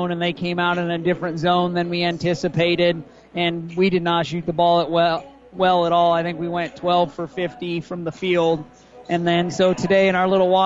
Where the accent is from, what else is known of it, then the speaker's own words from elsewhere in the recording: Boone County, Nebraska, United States; I grew up in Boone County